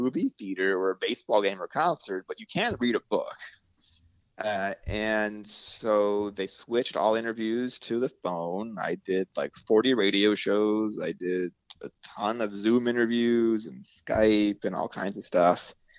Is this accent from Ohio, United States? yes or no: yes; Cleveland, Ohio, United States; now in Brooklyn, United States; I'm from Cleveland.